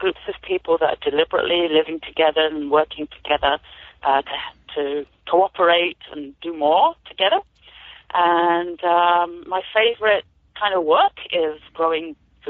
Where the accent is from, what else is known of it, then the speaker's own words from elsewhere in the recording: United Kingdom; moved away as an adult; So I'm an immigrant farmer, as you might be able to tell from my accent. I've moved here about 27 years ago from the UK. And I used to do gardening there as well